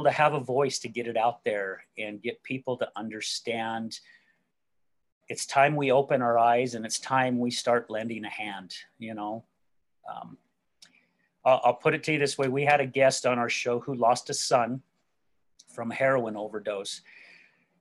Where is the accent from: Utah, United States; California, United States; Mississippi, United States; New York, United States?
Utah, United States; West Jordan; also born or lived in Salt Lake City, Utah; I'm originally from Salt Lake City, Utah. and grew up out in a place called West Jordan, which is the outskirts of downtown Salt Lake.